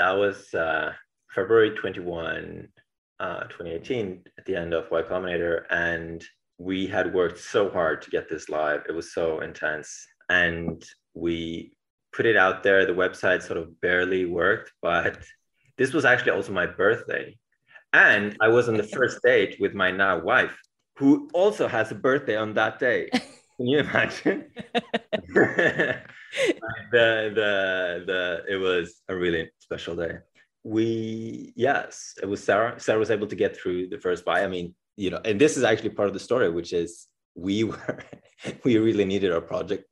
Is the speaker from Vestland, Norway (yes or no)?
yes; Bergen, Vestland, Norway; I was born in Bergen, Norway, on the west coast of Norway